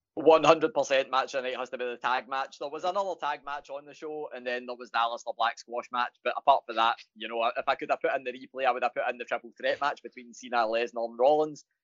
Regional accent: Glasgow, Scotland, United Kingdom; I'm Glaswegian

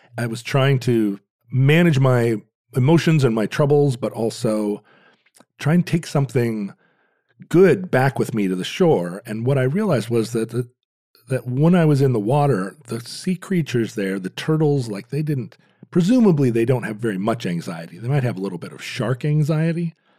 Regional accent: Alaska, United States; Growing up in Alaska

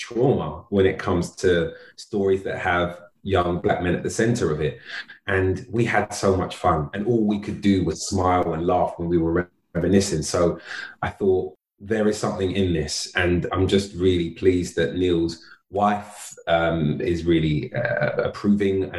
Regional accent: London, United Kingdom; friends that I met when I moved to South London at 14, to the boys I grew up with in North London

